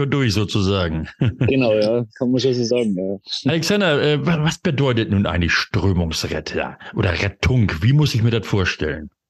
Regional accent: the North, Northern Germany, Germany; Ich komme ja aus dem Norden.

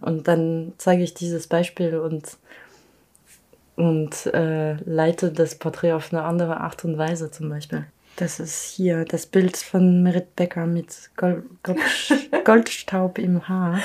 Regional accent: Paris, Île-de-France, France; ich groß geworden bin in Paris

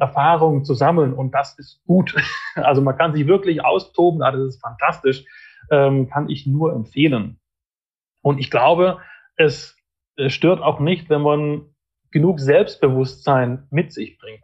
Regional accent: Fellbach, Baden-Württemberg, Germany; ich komme aus Fellbach in der Nähe von Stuttgart

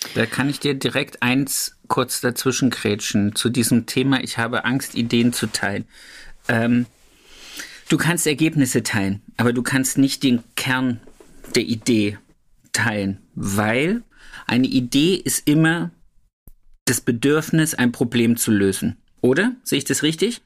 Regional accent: Thuringia, Germany; moved away; Grüße gehen zurück in meine Heimat

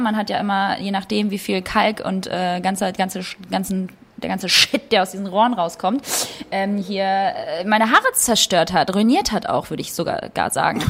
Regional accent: Kosovo; moved away; ich bin gebürtige Kosovo-Albanerin

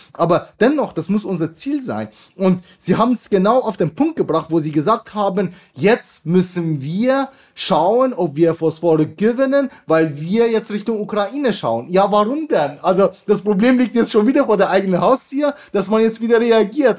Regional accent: Bavaria, Germany; ich komme ja aus Bayern

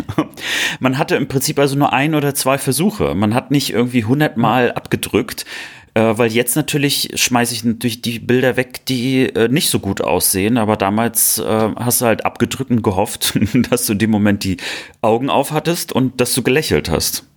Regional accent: Cologne, North Rhine-Westphalia, Germany; ich bin ja als Kölner

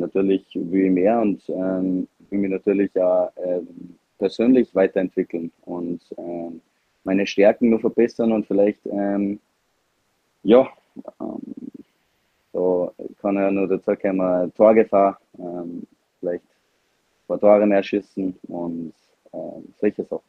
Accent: Salzburg, Austria; als Salzburger

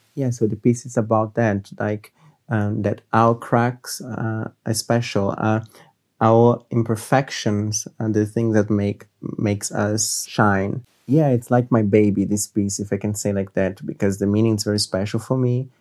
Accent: Rio de Janeiro, Brazil; moved away as an adult; now in Munich, Germany; I'm from Brazil, Rio de Janeiro.

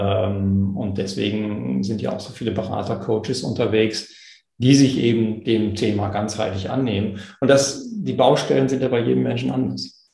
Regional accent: East Frisia, Lower Saxony, Germany; Ich komme aus Ostfriesland, da gibt es diese schönen schwarz-weißen ostfriesischen Milchkühe

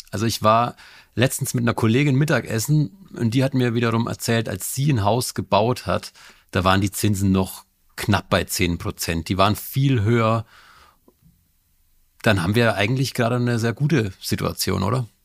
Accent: Bavaria, Germany; Ich komme aus Bayern. Da bin ich auch gerade zugeschaltet.

